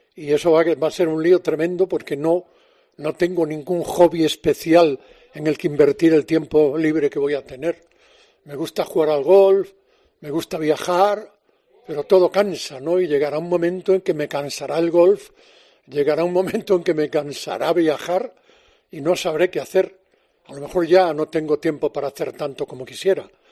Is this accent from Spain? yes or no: yes; Galicia, Spain; now in Madrid, Spain; como buen gallego